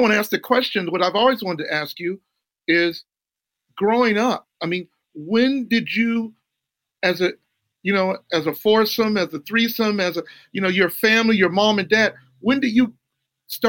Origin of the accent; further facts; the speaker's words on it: Los Angeles, California, United States; I was near 95th and Avalon.